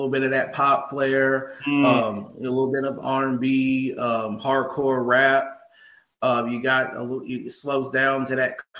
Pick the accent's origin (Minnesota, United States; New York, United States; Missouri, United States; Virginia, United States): Virginia, United States; Norfolk; accent: East Coast; So they kind of messed with me because I'm from Norfolk, Virginia, and I moved down here.